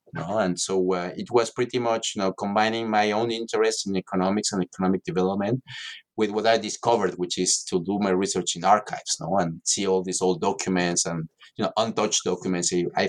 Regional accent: Mexico City, Mexico; No, I'm from Mexico City originally, and I'm

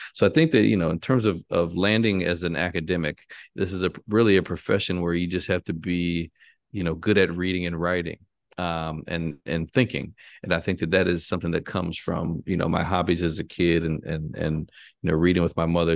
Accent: Chicago, Illinois, United States; I'm from Chicago. Um, you know, born and raised on the north side of Chicago

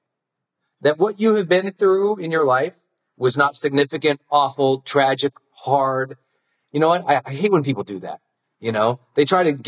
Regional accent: Montana, United States; I'm from Montana.

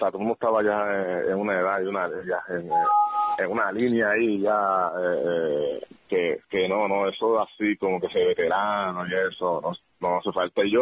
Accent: Peru; pues como que nos veía más como nosotros, como los peruanos

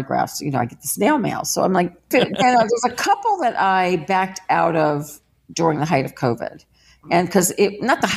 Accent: New Orleans, Louisiana, United States; I grew up with someone in New Orleans named Morgus the Magnificent

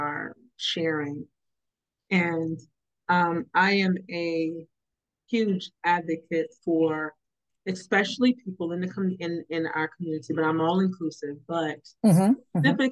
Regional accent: North Carolina, United States; I grew up in North Carolina

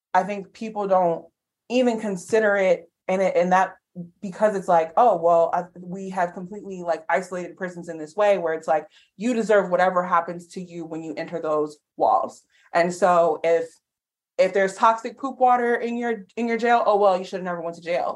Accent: New Orleans, Louisiana, United States; I'm from New Orleans

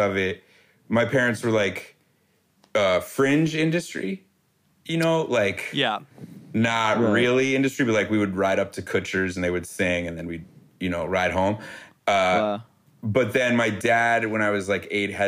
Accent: New York City, New York, United States; I'm from New York City

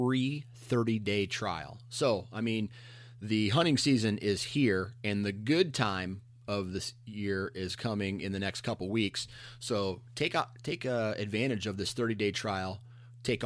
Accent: Iowa, United States; I'm from Iowa. I'm in the eastern side of the state

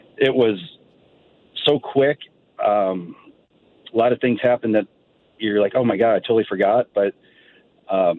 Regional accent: St. Louis, Missouri, United States; born or raised there

